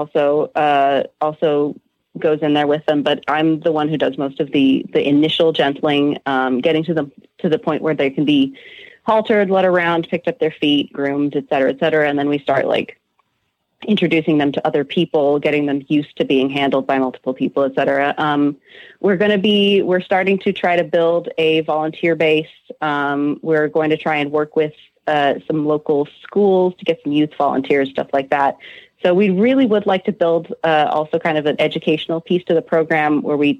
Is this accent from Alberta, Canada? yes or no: no; Montreal, Quebec, Canada; now in New England, United States; I was born in Montreal